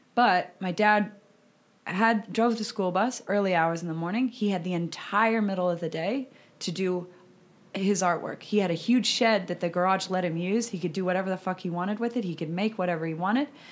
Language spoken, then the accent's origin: English; about 90 minutes from Denver, Colorado, United States; moved away; about an hour and a half bus ride away from my hometown